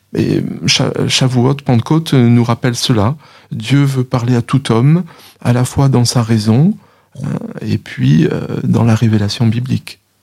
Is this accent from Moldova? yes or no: no; France; on est français, euh, on parle français